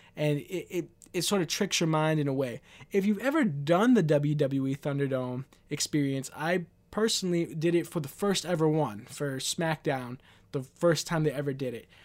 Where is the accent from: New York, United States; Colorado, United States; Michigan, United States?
New York, United States; New York City; I'm from New York City. I'm from Queens, New York